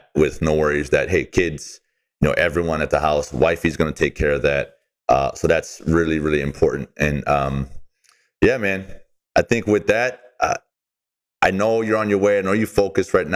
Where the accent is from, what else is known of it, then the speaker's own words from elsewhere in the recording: Hawaii, United States; We're from Hawaii